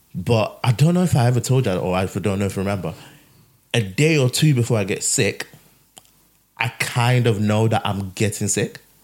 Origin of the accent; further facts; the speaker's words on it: Nigeria; moved away; we we grew up in Nigeria where all these things are walking around.